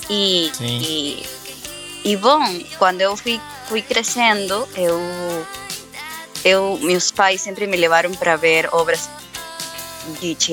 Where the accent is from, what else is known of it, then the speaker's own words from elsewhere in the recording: Brazil; Portuguese is a second language; meu português é um pouco enrolado, porque eu não falo muito português, mas eu sou brasileira.